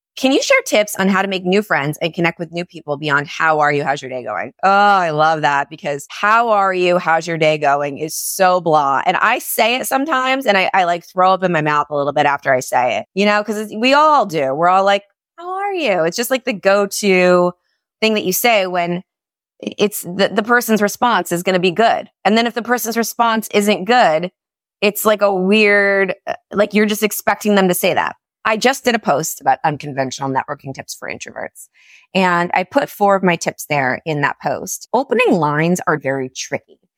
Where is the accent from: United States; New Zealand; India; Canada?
United States; New York; moved away as an adult; now in Florida, United States; I was so tied to me being a New Yorker, being part of my identity